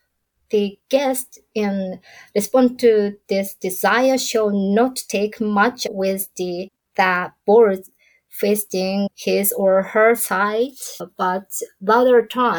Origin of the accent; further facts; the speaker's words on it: Tokyo, Japan; So I was born and raised in Tokyo